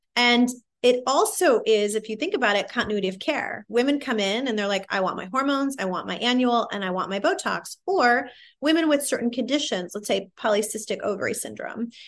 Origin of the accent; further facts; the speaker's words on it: Midwest, United States; I'm a minority from the Midwest